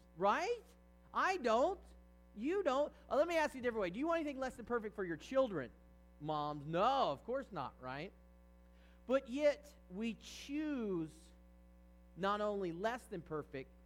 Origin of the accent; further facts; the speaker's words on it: Virginia, United States; I grew up in Virginia